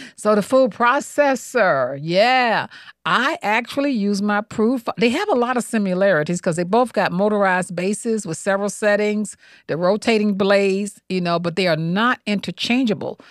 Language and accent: English; Montgomery, Alabama, United States; I grew up in the South, okay? Montgomery, Alabama